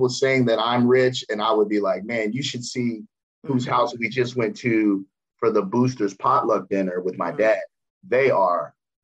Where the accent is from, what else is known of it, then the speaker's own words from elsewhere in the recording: Cincinnati, Ohio, United States; I born and raised in Cincinnati, middle class, both my parents working